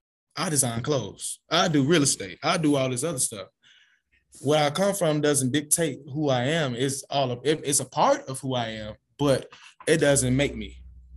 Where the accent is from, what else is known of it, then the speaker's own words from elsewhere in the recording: Los Angeles, California, United States; Man, I'm from South Central LA. Gang culture, you know what I'm saying? This is all I know.